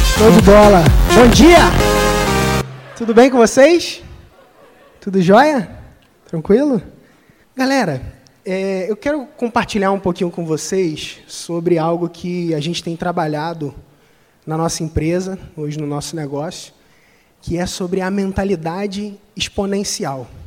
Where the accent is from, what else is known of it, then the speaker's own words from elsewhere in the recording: Cabo Frio, Rio de Janeiro, Brazil; eu sou de Cabo Frio, interior do Rio de Janeiro. Não tenho sotaque